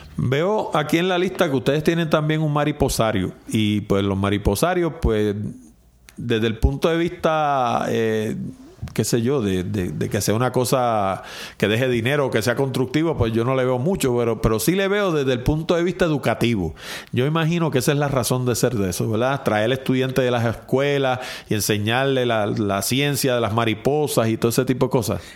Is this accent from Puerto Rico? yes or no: yes; San Juan, Puerto Rico; yo que soy de San Juan